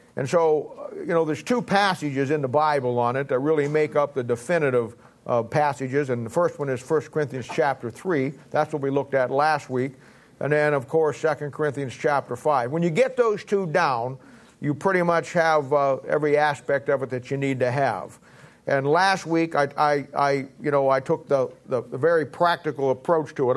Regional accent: United States; also born or lived in Raytown; I'm an American. I live in America. I was born in America

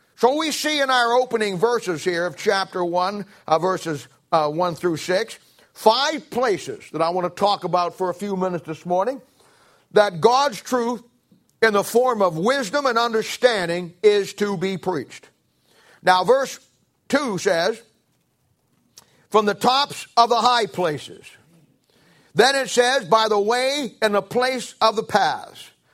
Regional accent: Canton, Ohio, United States; moved away; I come from Canton, Ohio. I moved out here in nineteen seventy-six

